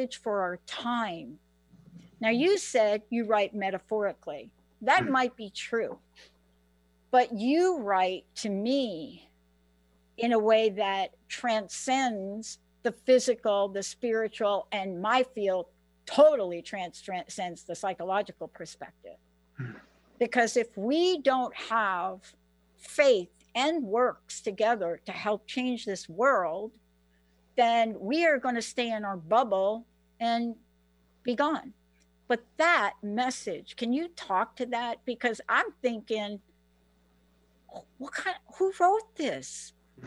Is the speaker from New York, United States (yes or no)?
yes; New York, United States; I grew up in New York and I know what it's like to live in a projects